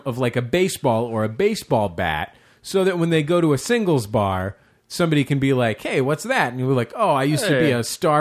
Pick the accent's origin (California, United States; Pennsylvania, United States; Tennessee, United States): California, United States; San Francisco; I'm from San Francisco. I know what it's like at Rainbow Grocery Co-op. That's where we shopped for groceries when I was little